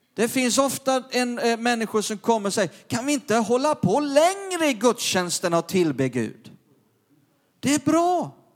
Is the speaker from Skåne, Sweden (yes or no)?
yes; Perstorp, Skåne, Sweden; När jag var liten grabb nere i norra Skåne i Perstorp